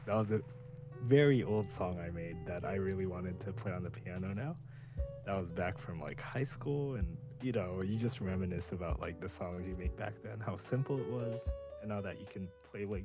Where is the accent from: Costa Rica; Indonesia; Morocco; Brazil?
Indonesia; moved away; my home country of Indonesia